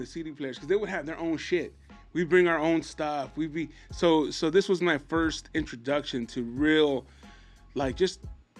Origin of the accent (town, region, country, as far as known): California, United States; born or raised there